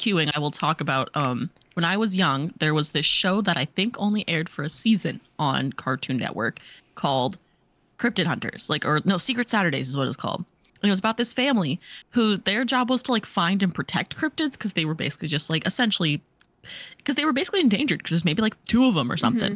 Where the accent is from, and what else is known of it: Missouri, United States; born or raised there